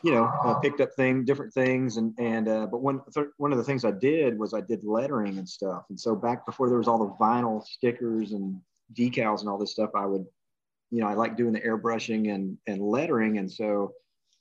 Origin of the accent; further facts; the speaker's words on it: Dallas, Texas, United States; also born or lived in Champaign, Illinois; A town, Champaign, and I wasn't there long. My dad took a job in Dallas, so we moved there when I was about 9, so we weren't there very long, man. You know, did most of my growing up in Dallas area